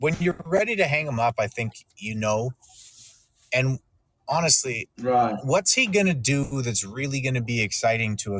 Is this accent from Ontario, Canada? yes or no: no; Winnipeg, Manitoba, Canada; I'm a Canadian named … from Winnipeg.